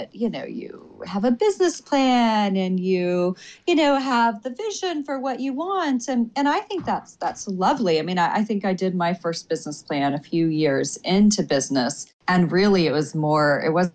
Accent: Oklahoma, United States; now in Washington, D.C., United States; small town girl. I mean, I'm originally from Oklahoma

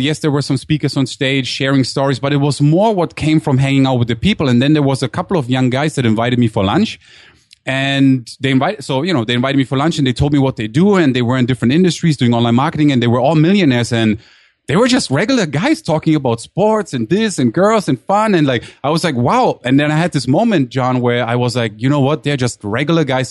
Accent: Germany; moved away as an adult; also born or lived in Durham, North Carolina, United States; now in San Diego, United States; I was born actually in Durham, North Carolina, and grew up in Germany

